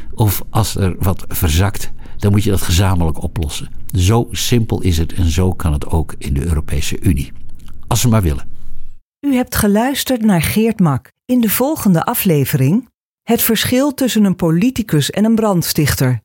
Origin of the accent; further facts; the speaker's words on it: Netherlands; wij natuurlijk als Nederlanders